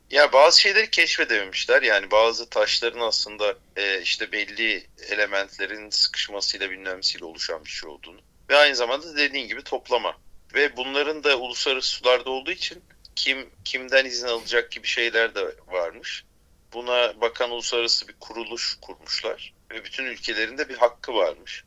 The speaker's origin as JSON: {"language": "Turkish", "town": "Bozcaada", "region": "Çanakkale", "country": "Turkey", "said": "bizim oralar Bozcaada"}